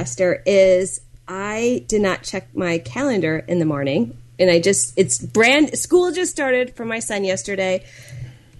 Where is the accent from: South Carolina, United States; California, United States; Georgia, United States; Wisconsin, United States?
Wisconsin, United States; Milwaukee; I'm from the Milwaukee area